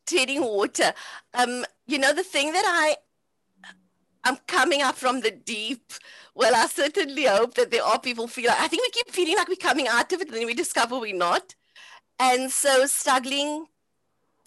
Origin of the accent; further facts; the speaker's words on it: Cape Town, Western Cape, South Africa; So growing up in Cape Town on the Cape Flats